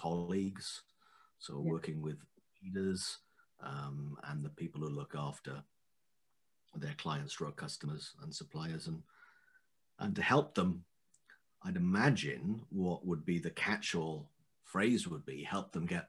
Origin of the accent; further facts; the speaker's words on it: Wales, United Kingdom; moved away as an adult; also born or lived in west of London; now in England, United Kingdom; I'm from Wales in the United Kingdom